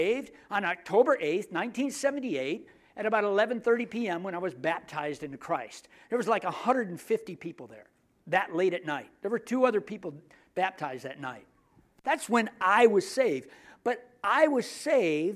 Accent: United States; I'm American

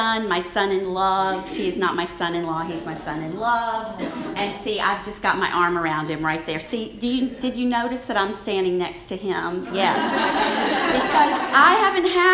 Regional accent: Baton Rouge, Louisiana, United States; accent: Southern; my strong accent and sweet smile, I'm a Southern Belle. I'm from Baton Rouge, Louisiana

